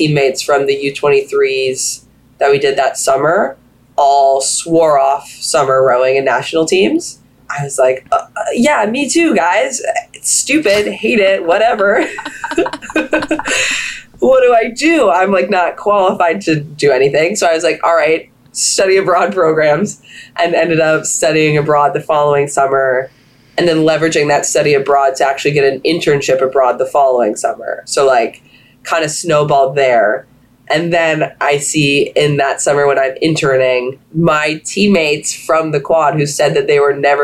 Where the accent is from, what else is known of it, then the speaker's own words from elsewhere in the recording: Florida, United States; We're from Florida. It snows there.